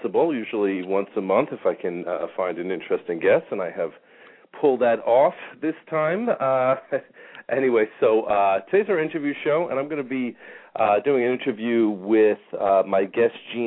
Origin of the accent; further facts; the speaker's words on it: New York, United States; now in Phoenix, United States; I grew up in New York where, I remember being a kid back in the 70s and the 80s